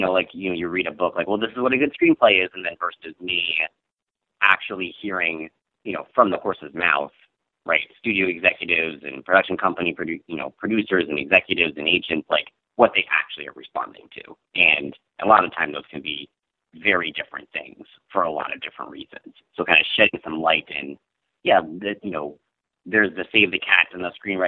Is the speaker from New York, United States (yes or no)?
no; Michigan, United States; moved away as an adult; also born or lived in Columbus, Ohio / Johnstown, Ohio / Granville, Ohio; now in Los Angeles, United States; And then my dad got transferred for his work up to Michigan. So I kind of lived all over Michigan for the rest of my remaining